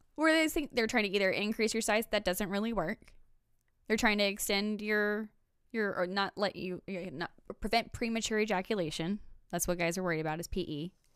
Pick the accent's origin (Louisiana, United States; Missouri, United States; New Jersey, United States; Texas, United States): Missouri, United States; Belton; I'm from Belton